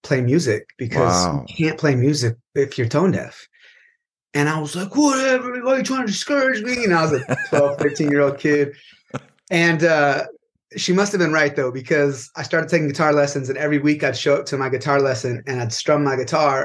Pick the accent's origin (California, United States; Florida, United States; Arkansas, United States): California, United States; from California.